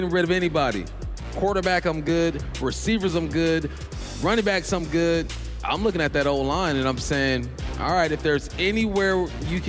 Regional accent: Los Angeles, California, United States; I'm from Cali, L.A.

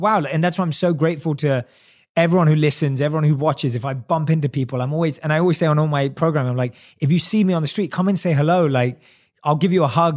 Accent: London, United Kingdom; born or raised there

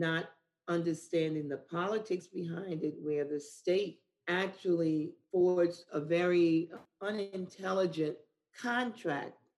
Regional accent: New Orleans, Louisiana, United States; moved away as an adult; also born or lived in Buffalo, New York; growing up in New Orleans, Louisiana, and having the experience of the petrochemical industry

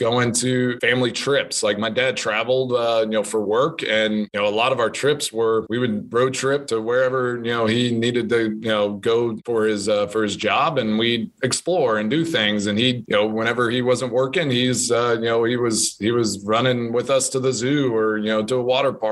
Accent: Texas, United States; moved away as an adult; now in Green Bay, United States; growing up in Texas

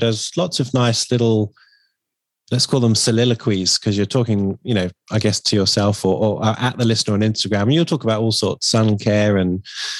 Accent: Harrow, London, United Kingdom; I was born in Harrow.

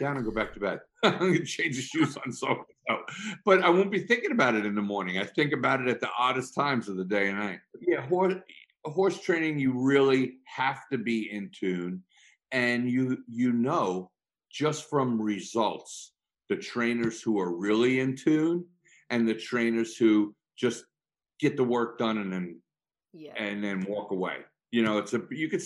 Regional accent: Long Island, New York, United States; when I grew up on Long Island

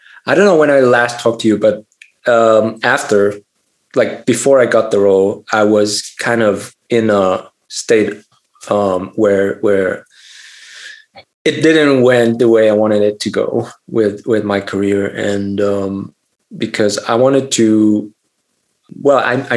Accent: Germany; I grew up in Germany

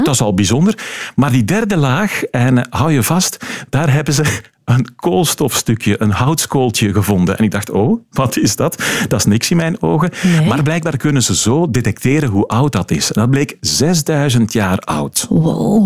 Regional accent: Flemish Brabant, Flanders, Belgium; bij ons in Vlaams-Brabant

